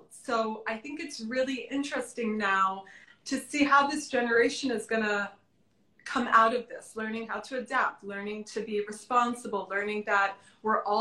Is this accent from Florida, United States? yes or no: yes; Florida, United States; When I lived, when I grew up in Florida, we never went to Miami